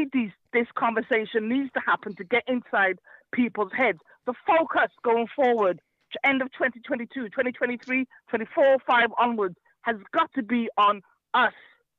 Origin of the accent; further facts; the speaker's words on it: United Kingdom; we want to take control of our destiny in Britain as black people, as African people, as black British people.